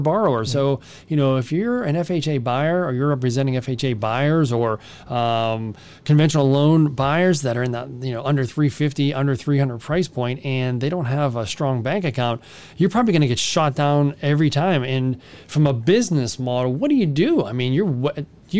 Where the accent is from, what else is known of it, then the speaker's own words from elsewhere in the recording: United States; we're American